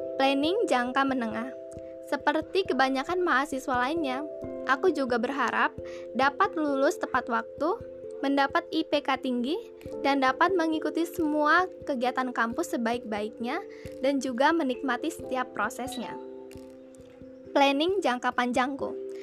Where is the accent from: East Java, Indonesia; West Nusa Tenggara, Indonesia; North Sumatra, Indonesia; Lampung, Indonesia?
Lampung, Indonesia; Bandar Lampung; Aku berasal dari kota Bandar Lampung